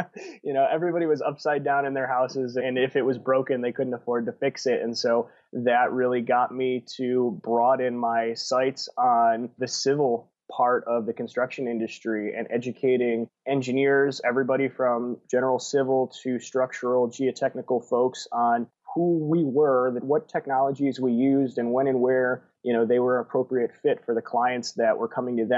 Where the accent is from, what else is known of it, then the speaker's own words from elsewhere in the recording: Wisconsin, United States; moved away as an adult; And then when I graduated college, I moved from Southern Wisconsin to Southern California